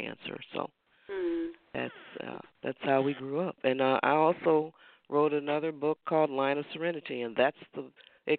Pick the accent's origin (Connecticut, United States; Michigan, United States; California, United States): Michigan, United States; Detroit; moved away; I grew up in Detroit, Michigan